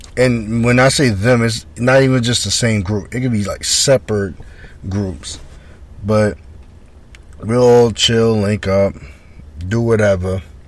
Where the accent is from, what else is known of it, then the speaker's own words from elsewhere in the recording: Roosevelt, New York, United States; I'm from Roosevelt.